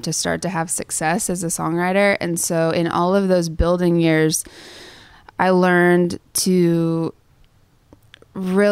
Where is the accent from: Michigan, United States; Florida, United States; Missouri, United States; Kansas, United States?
Kansas, United States; Sterling; moved away; I was the church pianist at the Methodist Church in Sterling, Kansas